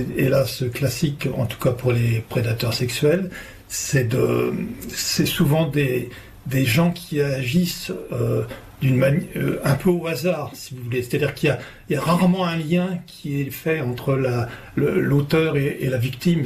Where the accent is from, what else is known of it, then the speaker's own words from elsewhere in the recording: France; chez nous en France